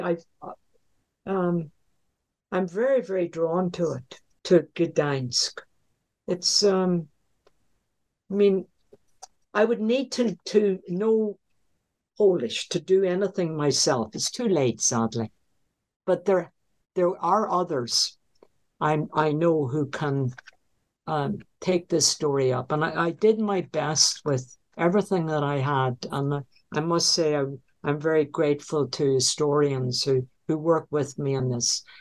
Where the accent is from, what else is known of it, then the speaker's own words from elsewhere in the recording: Northern Ireland, United Kingdom; moved away; the home I was brought up in in Northern Ireland